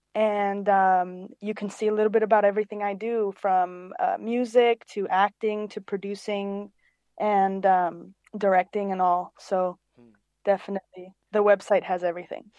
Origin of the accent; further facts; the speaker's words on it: Cyprus; moved away as an adult; also born or lived in London, United Kingdom; now in Los Angeles, United States; I was born in London, and I grew up on an island called Cyprus in the Mediterranean, and I moved to Los Angeles in 2016